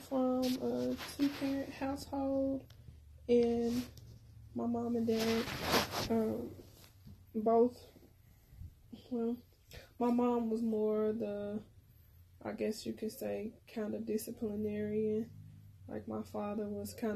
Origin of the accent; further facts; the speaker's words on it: Pine Bluff, Arkansas, United States; when I was a little girl growing up in Pine Bluff